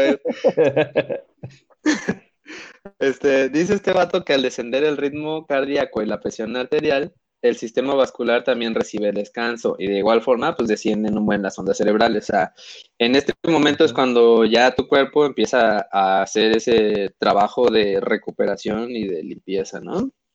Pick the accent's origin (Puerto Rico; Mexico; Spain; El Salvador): Mexico; somos muy pinches mexicanos